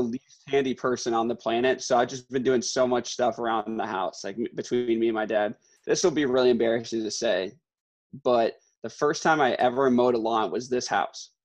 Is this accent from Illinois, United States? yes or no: yes; Glen Ellyn, Illinois, United States; growing up in Glen Ellen, right. um, and like Weeden area